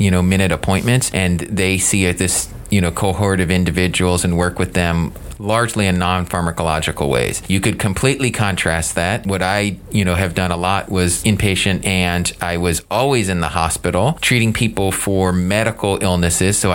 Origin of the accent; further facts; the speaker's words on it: the South, United States; as a kid growing up in the South, do not get to see a lot of psychiatrists in action.